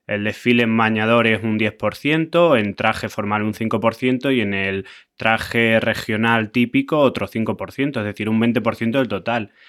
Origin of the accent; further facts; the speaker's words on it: Extremadura, Spain; Yo siempre quiero llevar mi tierra por bandera, Extremadura